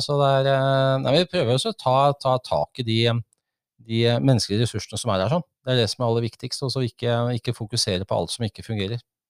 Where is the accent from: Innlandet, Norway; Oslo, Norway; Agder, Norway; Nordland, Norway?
Oslo, Norway; moved away as an adult; now in Folldal, Norway; Jeg kom opprinnelig fra Oslo